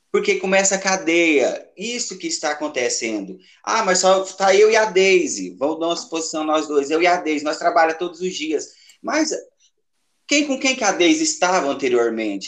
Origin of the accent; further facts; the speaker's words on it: Capinópolis, Minas Gerais, Brazil; Cresci, nasci e cresci aqui em Capinópolis